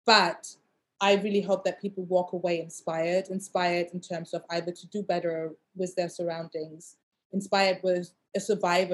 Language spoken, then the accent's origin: English; Germany; moved away as an adult; also born or lived in Asia; now in London, United Kingdom; I grew up in Germany and I was like the only black girl in my neighborhood.